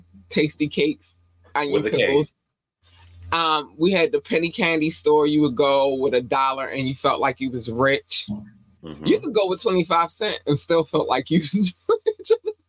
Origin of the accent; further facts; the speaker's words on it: Baltimore, Maryland, United States; also born or lived in North Carolina; I was born in North Carolina. We moved here when I was 8 going on 9. And so Baltimore raised me. I'm born in North Carolina, but I was raised here.